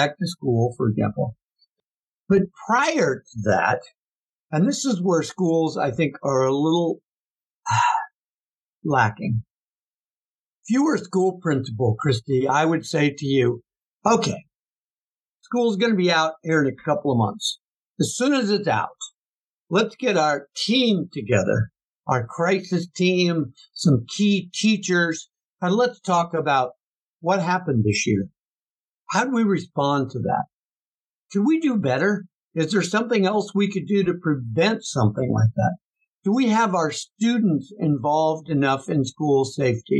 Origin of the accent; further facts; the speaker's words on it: Kansas, United States; moved away; also born or lived in Texas; I grew up hunting in Kansas